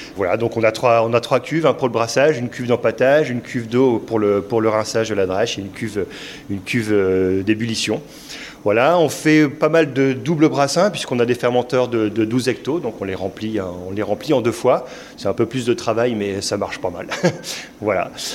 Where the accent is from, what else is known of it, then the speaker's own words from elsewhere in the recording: Lille, Hauts-de-France, France; moved away as an adult; now in Carvin, France; nous, on n'est pas de Carvin, sinon on, on vient de Lille